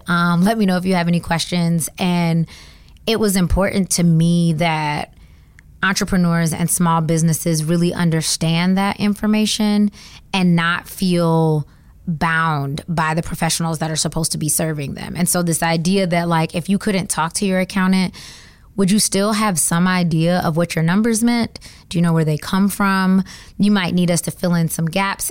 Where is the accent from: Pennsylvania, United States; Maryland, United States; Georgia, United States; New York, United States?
Georgia, United States; moved away as an adult; also born or lived in Atlanta, Georgia; now in Washington, DC, United States; I am from Georgia. I have been in DC for nine years now